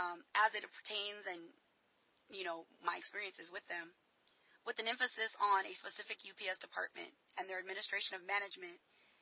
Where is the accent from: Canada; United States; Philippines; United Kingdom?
United States; I'm an American